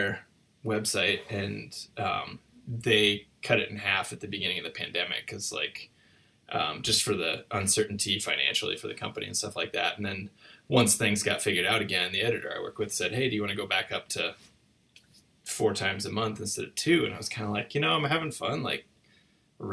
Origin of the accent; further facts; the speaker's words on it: Iowa, United States; I grew up in Iowa